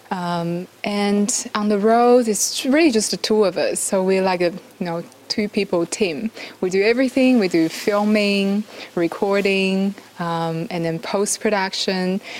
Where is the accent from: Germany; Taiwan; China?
Taiwan; And I said, I'm from Taiwan.